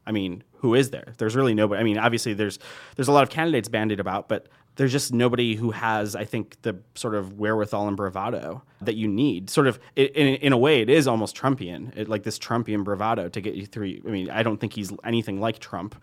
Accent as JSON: {"language": "English", "country": "United States"}